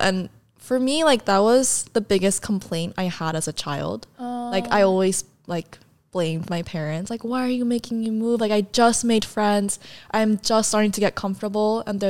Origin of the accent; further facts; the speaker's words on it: South Korea; also born or lived in San Diego, United States; And then my family like immediately moved back to Korea. And the reason for all the moves, because of my dad's job, like he was like placed in different